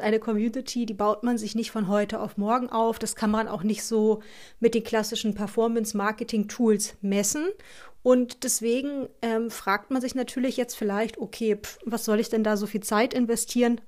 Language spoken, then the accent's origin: German; Northern Germany, Germany; so sagen wir bei uns im Norden